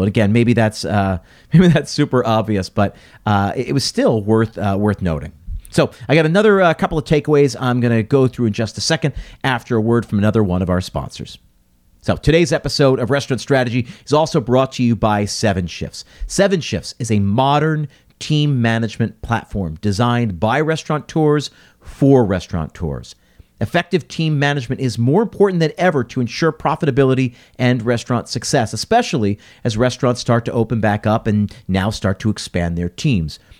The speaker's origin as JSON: {"language": "English", "country": "United States", "tie": "born or raised there", "said": "an American who was raised here, lived here, you know, does business here."}